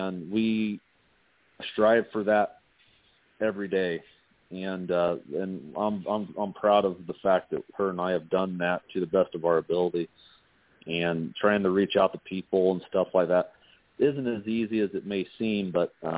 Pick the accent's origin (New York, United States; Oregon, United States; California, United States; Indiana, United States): Indiana, United States; moved away as an adult; also born or lived in Nevada; now in Las Vegas, United States; I was born and raised in Indiana, and I'm proud to be a Hoosier.